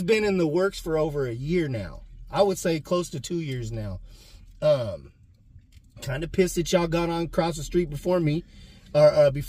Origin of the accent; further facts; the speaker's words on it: Portland, Oregon, United States; I'm the only North Portland baby.